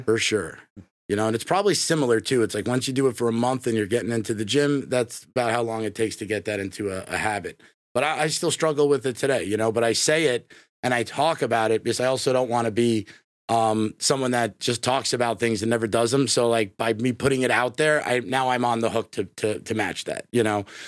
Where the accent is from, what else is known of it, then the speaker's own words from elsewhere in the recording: New York, United States; moved away as an adult; now in Tampa, United States; I grew up in New York